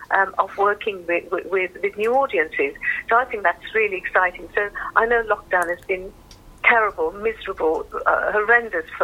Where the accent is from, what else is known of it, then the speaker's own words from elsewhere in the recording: Birmingham, West Midlands, United Kingdom; I'm just almost because I'm a Brummie bottom